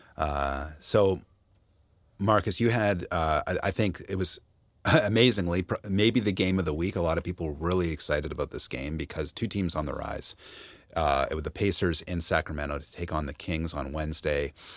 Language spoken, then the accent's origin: English; London, Ontario, Canada; moved away; my hometown of London, Ontario